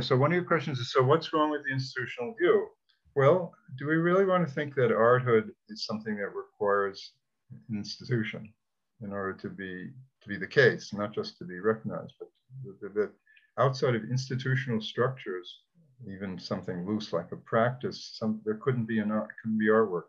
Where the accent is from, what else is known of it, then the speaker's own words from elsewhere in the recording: New York City, New York, United States; I'm from Brooklyn